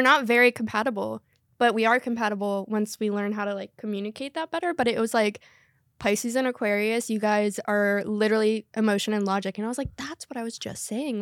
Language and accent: English; North Carolina, United States; I was raised in North Carolina